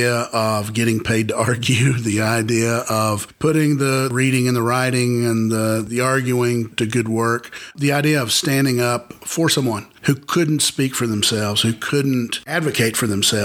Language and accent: English; Cookeville, Tennessee, United States; I grew up here in Cookeville. I grew up about half a mile from the square